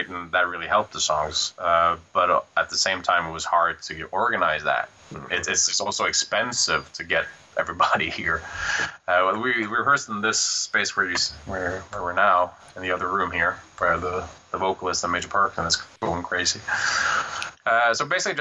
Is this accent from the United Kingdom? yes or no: no; Norway; moved away as an adult; also born or lived in Kristiansand; now in Bergen, Norway; I was living in Fossen, my hometown, during that period.